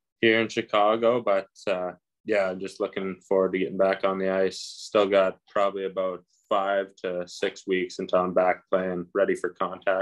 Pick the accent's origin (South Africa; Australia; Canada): Canada; Regina, Saskatchewan; growing up in Regina